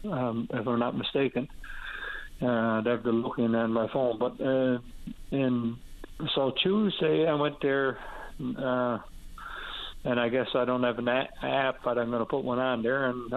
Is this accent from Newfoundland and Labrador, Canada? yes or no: yes; Happy Valley-Goose Bay, Newfoundland and Labrador, Canada; I'm from Goose Bay, and the dump is open 9-to-5